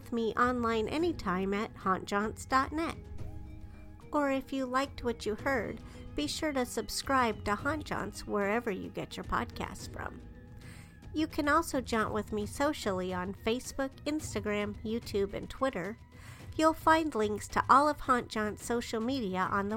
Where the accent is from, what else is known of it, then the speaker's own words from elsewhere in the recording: Denver, Colorado, United States; moved away; I grew up in Denver, but I moved away by the time the new airport DIA was being built.